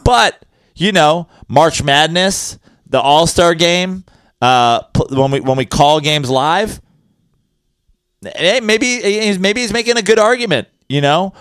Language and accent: English; New York, United States; As a New Yorker